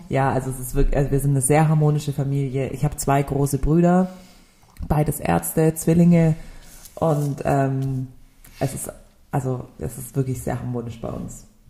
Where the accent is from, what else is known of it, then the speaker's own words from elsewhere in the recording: Stuttgart, Baden-Württemberg, Germany; also born or lived in Nürtingen / Tübingen; bin hier in Stuttgart geboren